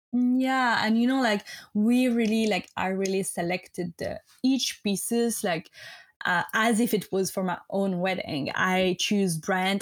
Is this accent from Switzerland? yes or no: yes; French-speaking Switzerland, Romandy, Switzerland; English is a second language; moved away as an adult; I'm not American, so I'm from Switzerland, the French-speaking part of Switzerland